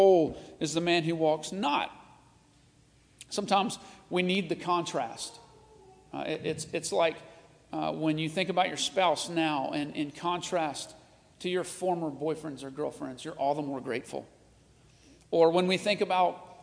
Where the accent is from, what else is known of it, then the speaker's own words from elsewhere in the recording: Nashville, Tennessee, United States; I grew up in Nashville, the country music capital of the world. And like every good Nashvillian, I was country to the core.